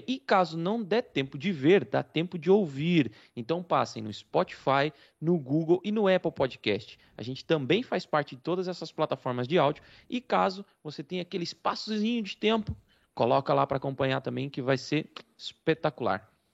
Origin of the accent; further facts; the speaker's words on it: Rio Claro, São Paulo, Brazil; moved away as an adult; also born or lived in Iporã, Paraná; now in Portugal; eu também passei boa parte da minha infância em Rio Claro. Na verdade, na verdade, eu sou paranaense, eu sou de uma cidade chamada Iporã, no Paraná, do oeste do Paraná